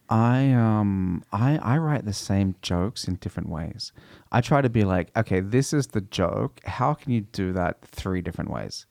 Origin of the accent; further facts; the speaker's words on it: Australia; growing up in Australia